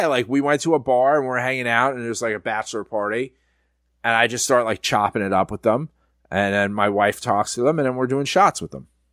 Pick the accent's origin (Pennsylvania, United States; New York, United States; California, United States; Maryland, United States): New York, United States; I'm from New York